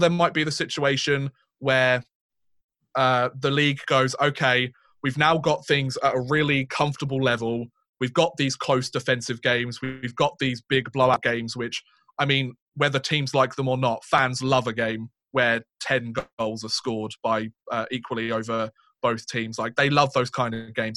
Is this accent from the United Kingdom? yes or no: yes; United Kingdom; two British guys